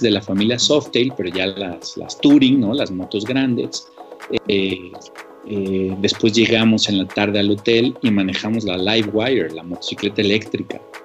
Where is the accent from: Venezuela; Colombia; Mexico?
Mexico; soy el único mexicano